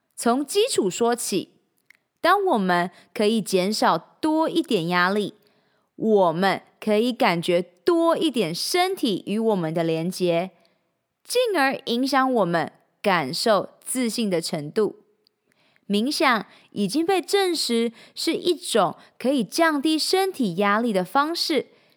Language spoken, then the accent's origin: Chinese; Changhua County, Taiwan; moved away as an adult; also born or lived in Shanghai; now in Taipei, Taiwan; 三年前，我从上海搬回台湾 从彰化老家上台北拼人生